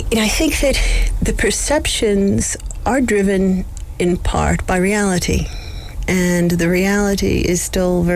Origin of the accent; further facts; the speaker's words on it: Los Angeles, California, United States; moved away as an adult; also born or lived in New York; now in South Africa; I'm originally from Los Angeles, California